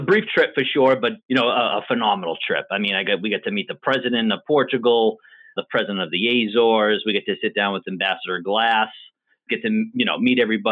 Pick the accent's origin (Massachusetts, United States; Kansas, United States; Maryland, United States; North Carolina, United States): Massachusetts, United States; New Bedford; also born or lived in Philadelphia; so I grew up, born and raised in New Bedford, Massachusetts